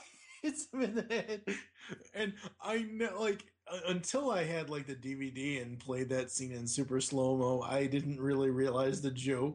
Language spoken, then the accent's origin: English; Boston, Massachusetts, United States; I'm from Boston